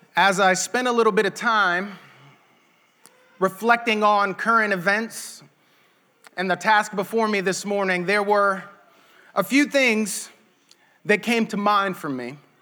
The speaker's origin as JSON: {"language": "English", "country": "United States", "said": "we as American Christians"}